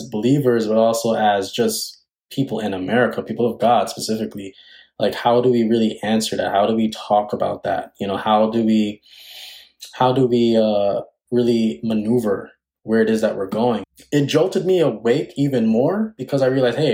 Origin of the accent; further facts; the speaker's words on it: New York City, New York, United States; I hail from Queens, New York. And so I grew up in Queens, New York, have been here all my life